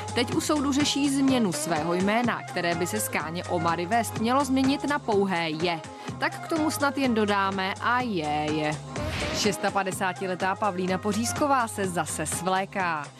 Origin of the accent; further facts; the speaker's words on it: Ústí nad Labem, Ústí nad Labem Region, Czechia; Pocházím z Ústí nad Labem